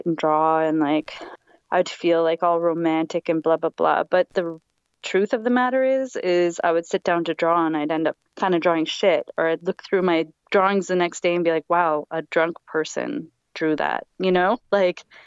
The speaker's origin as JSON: {"language": "English", "area": "Vancouver Island", "region": "British Columbia", "country": "Canada", "tie": "born or raised there", "moved": "as an adult", "lives_now": "Montreal, Canada", "said": "I'm from Vancouver Island, born and raised there."}